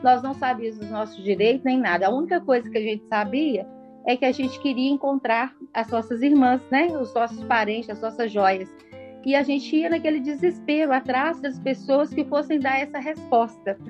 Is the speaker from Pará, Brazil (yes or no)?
no; Minas Gerais, Brazil; Nós somos mineiros, moramos no estado minerário